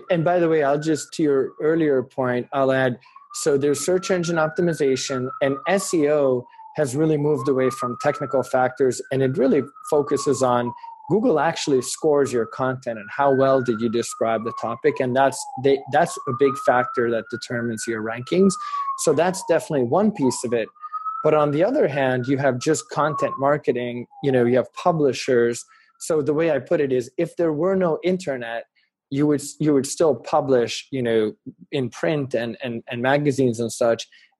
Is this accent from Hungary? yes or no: yes; Hungary; English is a second language; now in United States; we came from Hungary, which was a, you know, post-Soviet country where they didn't have consumer education nearly as much as in the US.